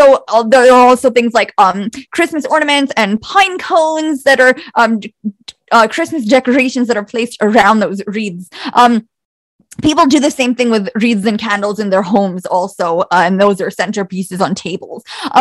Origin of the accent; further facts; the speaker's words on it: Bosnia & Herzegovina; I am ethnically Croat and I'm from Bosnia originally